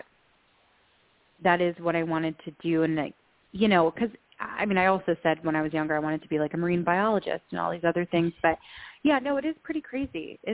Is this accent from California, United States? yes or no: yes; Los Angeles, California, United States; I grew up in Los Angeles, you know, right by Fox Studios